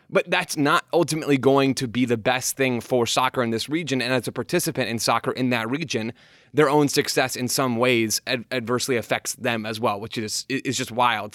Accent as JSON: {"language": "English", "country": "United States", "said": "As an American sports fan"}